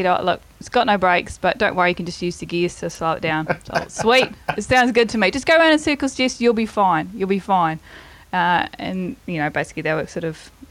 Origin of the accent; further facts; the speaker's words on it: Rangiora, Canterbury, New Zealand; now in Christchurch, New Zealand; I am from Rangura, so I've always been from the South Island.